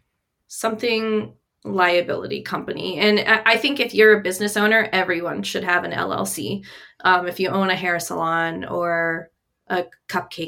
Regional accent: Ohio, United States; I'm from Ohio

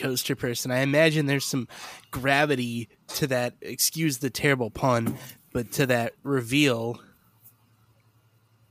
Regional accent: Chicago, Illinois, United States; as a Chicagoan

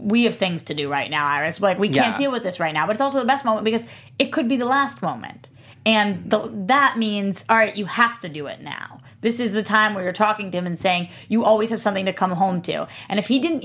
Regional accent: East Coast, United States; I'm from the East Coast too

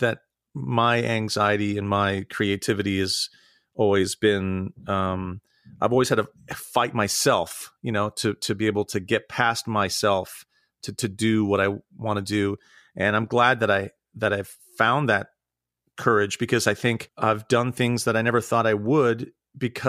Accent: Santa Rosa, California, United States; moved away as an adult; also born or lived in New York / Ohio; now in Pittsburgh, United States; I grew up in Northern California. I grew up in Santa Rosa in the Wine Valley.

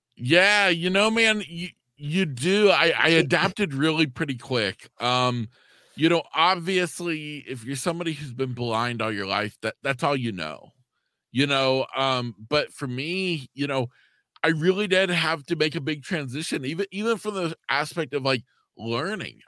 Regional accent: East Central Florida, United States; I'm a junior in high school, living in my hometown here in East Central Florida.

